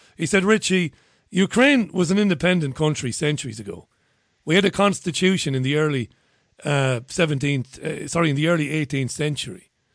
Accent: Ireland; now in United Kingdom; As an Irishman who lives in the UK

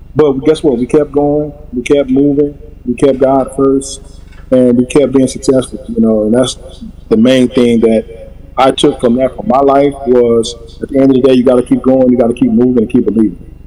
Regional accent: Toledo, Ohio, United States; moved away as an adult; now in Los Angeles, United States; I'm from Toledo. Proud, proud from Toledo, from West Toledo.

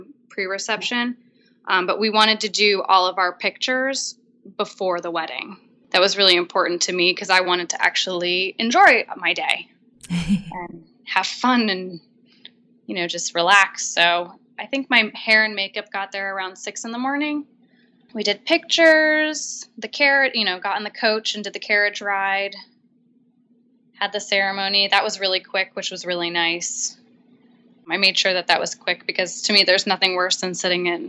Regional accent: New Hampshire, United States; I grew up in New Hampshire

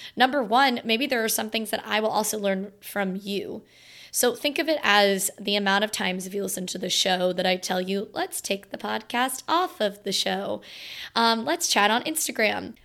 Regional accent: Florida, United States; now in Virginia, United States; my hometown in Florida

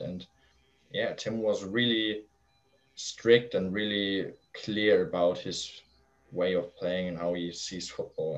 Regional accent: Flensburg, Schleswig-Holstein, Germany; born or raised there; English is a second language; also born or lived in Kiel

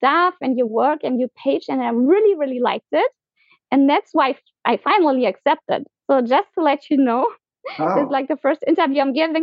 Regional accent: Germany; moved away as an adult; also born or lived in Argentina / Colombia; I was born in Germany. I was raised in Germany.

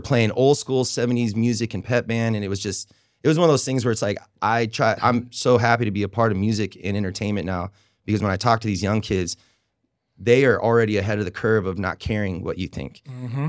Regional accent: Oregon, United States; moved away as an adult; now in Raleigh, United States; moved here in 2007, and I came from Oregon

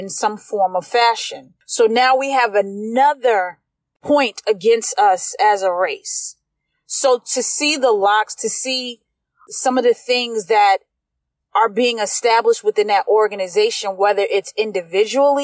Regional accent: East Coast, United States; I'm a product from the East Coast, so I'm a product of lyrics and storytelling

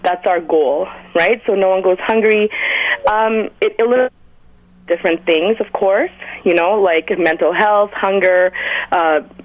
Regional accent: Winnipeg, Manitoba, Canada; now in Toronto, Canada; I'm from Winnipeg, but obviously I'm living in Toronto now

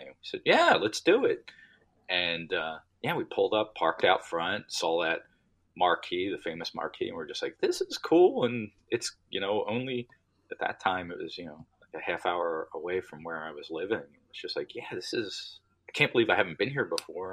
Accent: Delaware County, outside Philadelphia, Pennsylvania, United States; I'm from Delaware County. So, okay. uh, uh, you know, right outside of Philadelphia

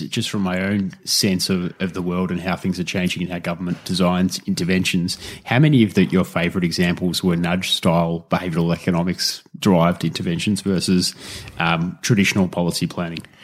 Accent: Australia; as an Australian

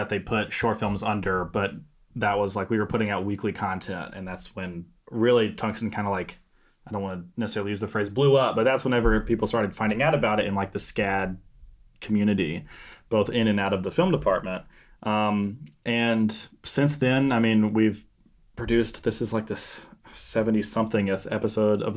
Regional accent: Senatobia, Mississippi, United States; I'm from Mississippi. We're in my hometown right now, Senatobia, which is just south of Memphis, Tennessee

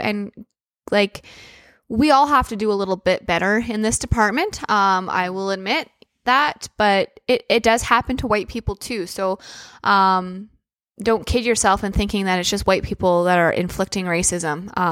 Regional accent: Prince Albert, Saskatchewan, Canada; I grew up in Prince Albert

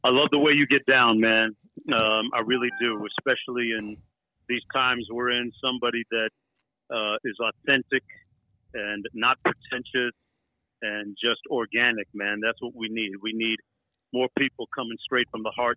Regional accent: Toronto, Ontario, Canada; born in Toronto, man. I grew up in Toronto.

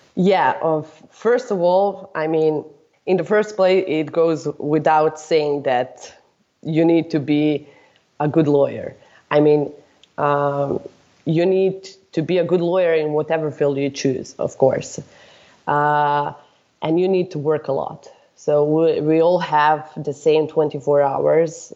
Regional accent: Serbia; I'm from Serbia

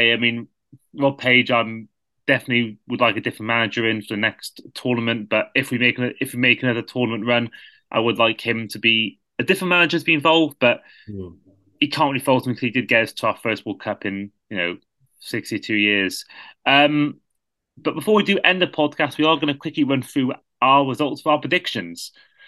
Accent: Wales, United Kingdom; a Welshman

